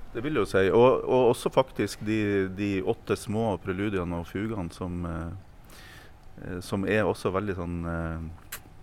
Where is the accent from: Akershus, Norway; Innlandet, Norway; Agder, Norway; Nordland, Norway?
Nordland, Norway; Meløy; i Meløy kommune i Nordland, på ei lita bygd